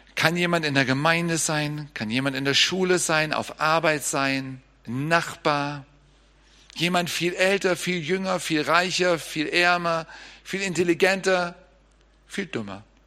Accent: Germany; als Deutscher

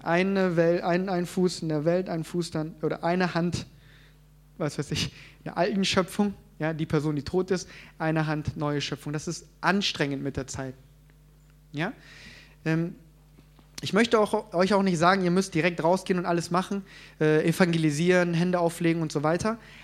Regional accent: South Korea; moved away; ich komme ja ursprünglich aus Korea

